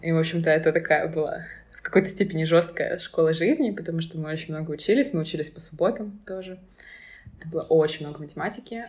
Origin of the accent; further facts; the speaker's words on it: Dnipro, Dnipropetrovsk Oblast, Ukraine; moved away as an adult; now in Berlin, Germany; Я училась в Днепре, я из Днепра